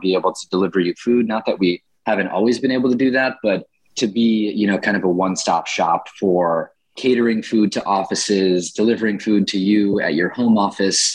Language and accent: English; Chicago, Illinois, United States; also born or lived in Michigan; I grew up in Chicago's Edgewater neighborhood